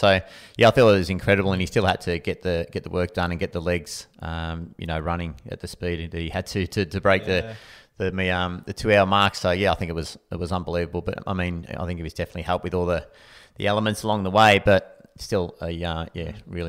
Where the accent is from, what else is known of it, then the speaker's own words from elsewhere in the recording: Anglesey, Wales, United Kingdom; So growing up in Anglesey, I just remember the feeling that it gave me during running.